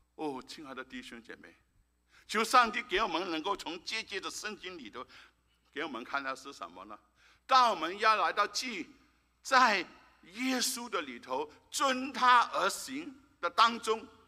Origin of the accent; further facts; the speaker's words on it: Malaysia; moved away; 我已经三年多没回到马来西亚，我的母， 我的， 诶， 我的家乡